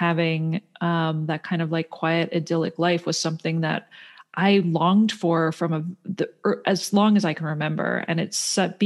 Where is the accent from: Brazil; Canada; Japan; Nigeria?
Canada; Toronto, Ontario; moved away; I grew up in Toronto. I grew up in the city, and my parents were both from Pennsylvania.